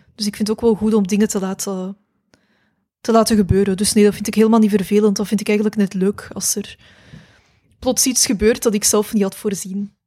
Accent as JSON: {"language": "Dutch", "town": "Mechelen", "region": "Flanders", "country": "Belgium", "tie": "born or raised there", "also_born_or_lived": "Jette", "said": "ik ben in Mechelen eh, opgegroeid"}